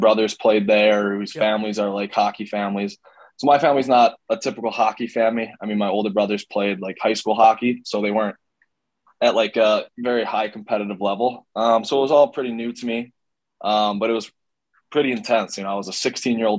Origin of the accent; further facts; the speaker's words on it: Cleveland, Ohio, United States; now in Austin, United States; growing up in Cleveland playing for the Barons